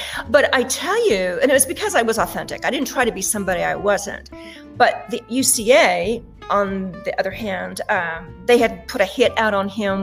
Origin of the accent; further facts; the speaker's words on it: Wyoming, United States; moved away; the ranch in Wyoming and how I wanted to get away while I could, while I was in school